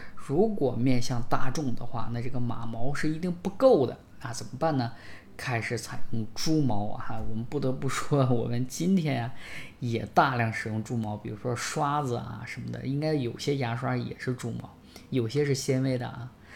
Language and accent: Chinese; China